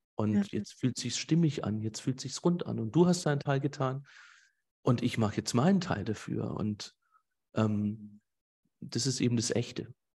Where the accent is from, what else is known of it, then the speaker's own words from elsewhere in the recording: Swabia, Germany; Ich sag den jetzt einfach mal so auch als Schwabe